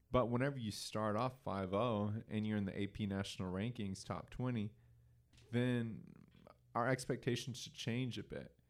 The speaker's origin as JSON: {"language": "English", "region": "Oklahoma", "country": "United States", "tie": "born or raised there", "said": "growing up in Oklahoma"}